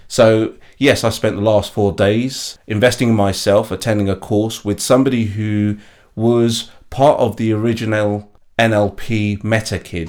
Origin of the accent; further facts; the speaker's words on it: London, United Kingdom; I was born and bred in East London. I grew up in a place called East Ham